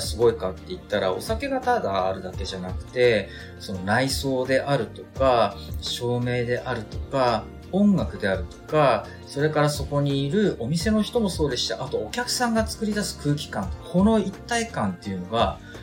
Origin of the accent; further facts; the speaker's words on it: Aomori, Japan; now in Tokyo, Japan; 地元の、ええ、地元の青森